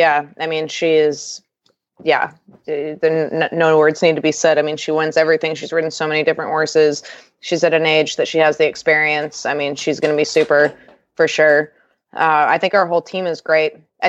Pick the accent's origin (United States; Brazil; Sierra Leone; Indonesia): United States; Wellington, Florida; from Wellington, Florida